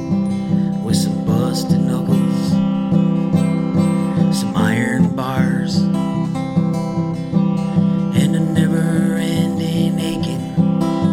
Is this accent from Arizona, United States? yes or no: no; Green Bay, Wisconsin, United States; moved away as an adult; also born or lived in Friendship, Indiana / Elgin, Texas; now in Oakdale, United States; I grew up in Green Bay, Wisconsin